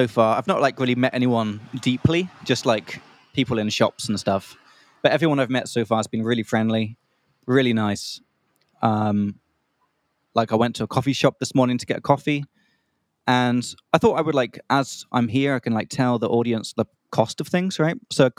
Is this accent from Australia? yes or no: no; Czechia; I'm from Czech Republic. Central Europe is doable